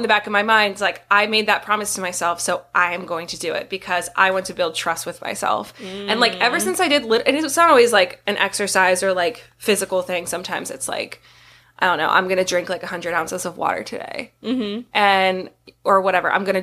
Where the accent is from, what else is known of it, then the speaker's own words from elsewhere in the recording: Harrisburg, Pennsylvania, United States; my old stomping grounds, my hometown